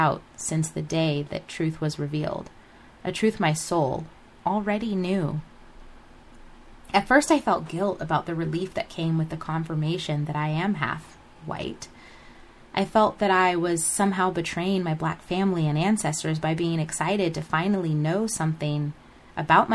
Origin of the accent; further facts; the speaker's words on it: United States; Growing up in America